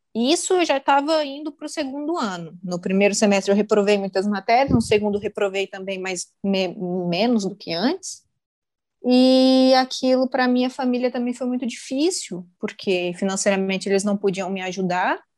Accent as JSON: {"language": "Portuguese", "town": "Marabá", "region": "Pará", "country": "Brazil", "tie": "born or raised there", "also_born_or_lived": "interior of São Paulo state, Brazil", "moved": "as an adult", "lives_now": "Portugal", "said": "Eu sou paulista, nasci do interior de São Paulo e o globo girou e eu parei em Marabá, no Pará. Lá eu fiz ensino fundamental, ensino médio"}